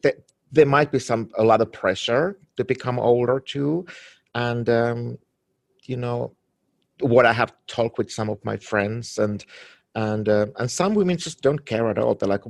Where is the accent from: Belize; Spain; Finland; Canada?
Finland; now in Los Angeles, United States; I'm from Finland and from Scandinavia